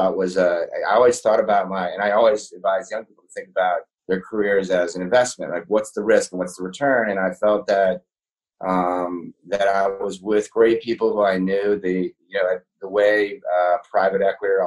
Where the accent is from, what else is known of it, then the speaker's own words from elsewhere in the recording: Chevy Chase, Maryland, United States; I grew up in Chevy Chase, Maryland.